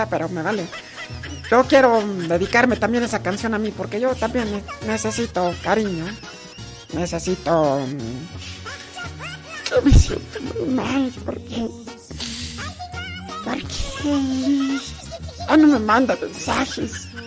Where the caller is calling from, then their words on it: Guanajuato, Mexico; Este, hablo de acá de... De... De los órganos Guanajuato.